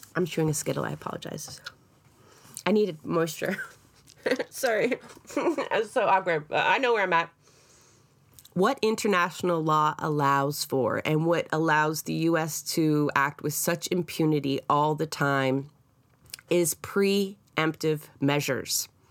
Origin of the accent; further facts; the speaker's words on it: Scotland, United Kingdom; now in Canada; I am Scottish, and I was also raised to understand the resistance that went there against the English